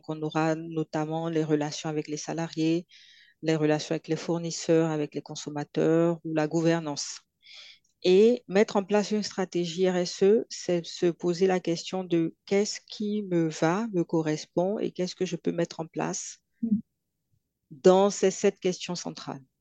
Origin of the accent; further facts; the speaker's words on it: Côte d’Ivoire; accent: Ivorian; quand j'arrive en Côte d'Ivoire, j'ai mon accent qui revient